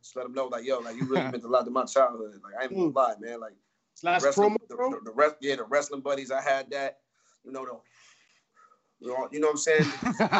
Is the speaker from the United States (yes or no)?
yes; Atlanta, Georgia, United States; I'm from Atlanta.